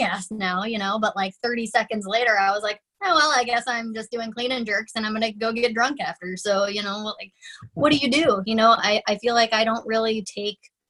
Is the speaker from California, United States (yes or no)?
no; Florida, United States; now in Minnesota, United States; I grew up in Florida, which is a very different, I mean, you know, it's like the Tiger King group of people.